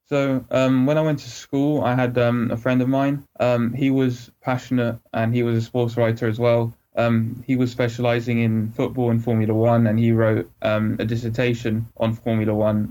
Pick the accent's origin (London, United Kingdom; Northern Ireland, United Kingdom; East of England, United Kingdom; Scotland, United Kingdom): London, United Kingdom; Harrow; moved away as an adult; now in Southampton, United Kingdom; I was born in uh, Harrow in Middlesex, which is a county in northwest London.